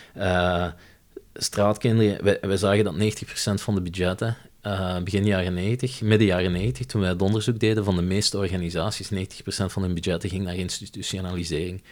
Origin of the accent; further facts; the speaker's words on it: Limburg, Flanders, Belgium; moved away as an adult; also born or lived in Leuven; Ik ben opgegroeid in Limburg